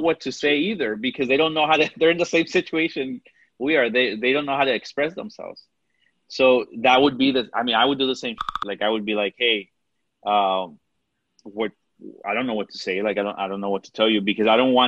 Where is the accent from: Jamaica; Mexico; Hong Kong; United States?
Mexico; accent: Mexican; Sometimes my Mexican accent comes out.